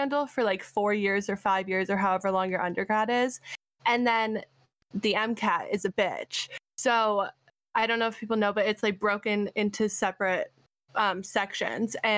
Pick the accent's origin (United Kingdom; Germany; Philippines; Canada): Canada; also born or lived in Arizona, United States; being a Canadian that went to an American school and has an American degree